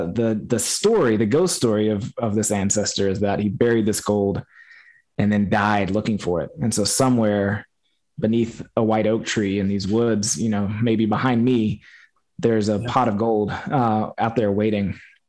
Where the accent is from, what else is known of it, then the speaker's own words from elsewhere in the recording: Appalachia, United States; Like, I felt like maybe I don't fit in because I don't fit that one version of Appalachia that I had in my mind.